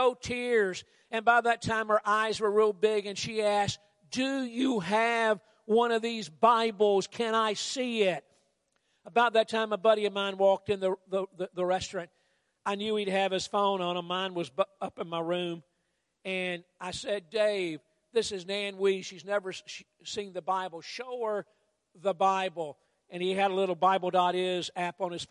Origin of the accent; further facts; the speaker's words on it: United States; I'm from the States